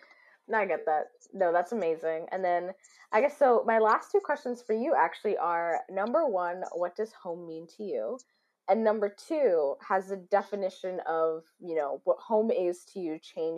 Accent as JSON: {"language": "English", "country": "United States", "tie": "born or raised there", "said": "I was born in America."}